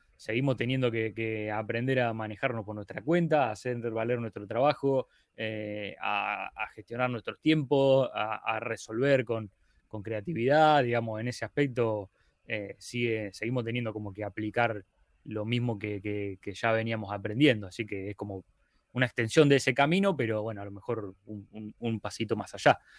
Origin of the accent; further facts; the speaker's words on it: Rosario, Santa Fe, Argentina; soy de Rosario, Argentina